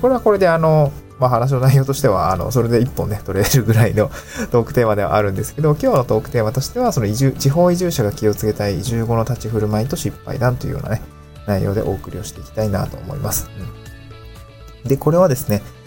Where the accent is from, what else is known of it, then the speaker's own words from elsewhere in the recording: Niigata, Japan; also born or lived in Tokyo; now in Awaji Island, Japan; 自分の実家のある新潟のエリア